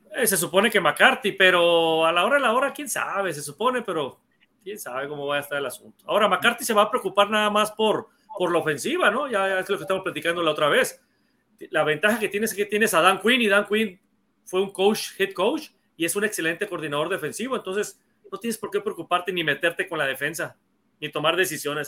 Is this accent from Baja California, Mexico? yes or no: yes; Mexicali, Baja California, Mexico; also born or lived in Hermosillo, Sonora; now in Sonora, Mexico; yo nací en Hermosillo, pero de muy chiquito me fui a vivir a Mexicali. Entonces, eh, yo soy el más chico de la familia y yo crecí viendo a los Cowboys